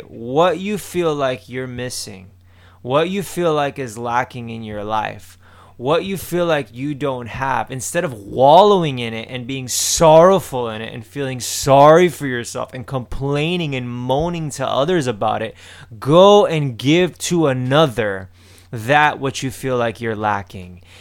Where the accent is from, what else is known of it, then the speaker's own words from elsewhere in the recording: Miami, Florida, United States; I'm just from Miami.